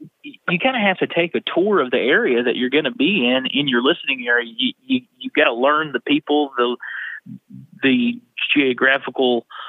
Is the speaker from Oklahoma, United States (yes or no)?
yes; Ardmore, Oklahoma, United States; whenever I lived out in Western Oklahoma, I told people that, you know, I was from Ardmore, and everybody has a, oh my gosh.